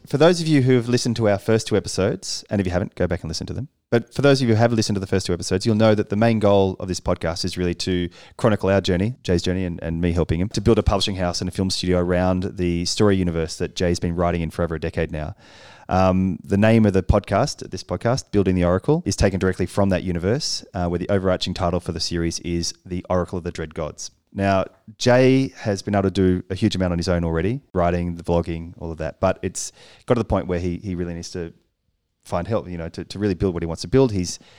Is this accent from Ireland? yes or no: no; Australia; because I'm Australian.